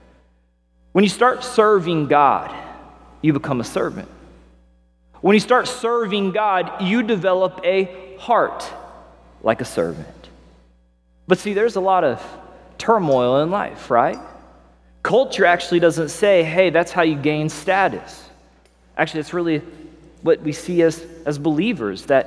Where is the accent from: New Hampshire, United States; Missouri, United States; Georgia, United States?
Missouri, United States; Springfield; moved away as an adult; also born or lived in Las Vegas, Nevada; now in Los Angeles, United States; So I grew up in Missouri, good old Midwestern boy. I remember we had cows that we would pass on the way to school. I had cows in my backyard, kind of a little country guy on the north end of Springfield, Missouri, located in southwest Missouri.